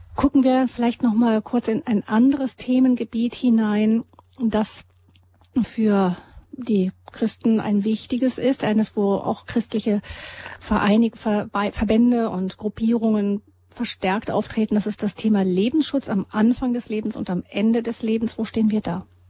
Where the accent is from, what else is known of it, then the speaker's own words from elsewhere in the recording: Germany; wir Deutsche